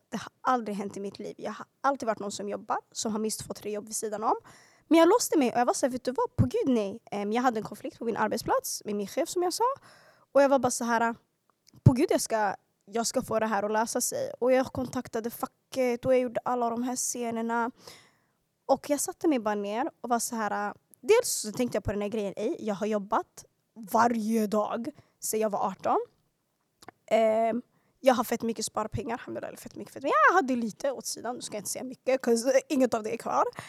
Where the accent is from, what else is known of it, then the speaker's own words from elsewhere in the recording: Stockholm, Stockholm County, Sweden; växte upp i Hagsätra och Skärholmen. Yani södra Stockholms förorter